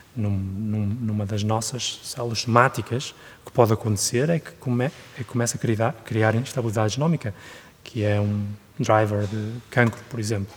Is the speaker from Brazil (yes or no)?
no; Guimarães, Norte, Portugal; moved away as an adult; also born or lived in Germany / United Kingdom; now in Switzerland; cresci em Portugal